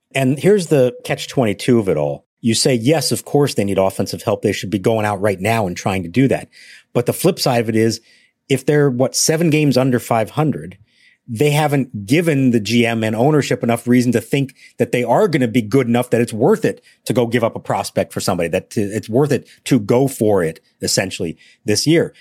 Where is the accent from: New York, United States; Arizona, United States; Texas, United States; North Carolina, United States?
Arizona, United States; Phoenix; also born or lived in Pittsburgh; I was born in Pittsburgh, even though I was, grew up in Phoenix